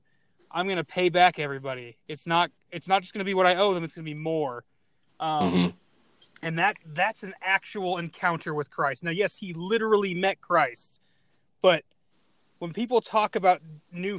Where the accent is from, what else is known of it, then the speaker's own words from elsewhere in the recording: Arizona, United States; I'm from Arizona